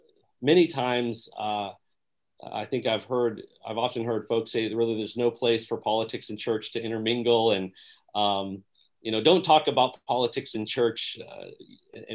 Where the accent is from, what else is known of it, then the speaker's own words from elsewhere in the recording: Three Rivers, Michigan, United States; also born or lived in Kalamazoo, Michigan / Berrien Springs, Michigan; I was actually from Three Rivers